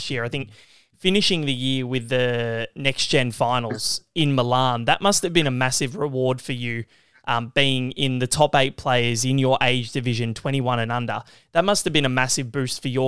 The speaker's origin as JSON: {"language": "English", "country": "Australia", "said": "as an Australian and someone who works in the media"}